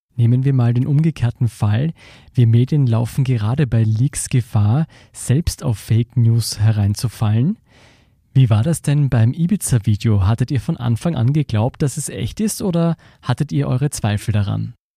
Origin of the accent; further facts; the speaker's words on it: Austria; wir als Österreicher